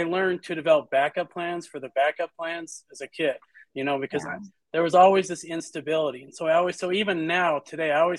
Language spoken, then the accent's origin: English; Utah, United States; I was born in Utah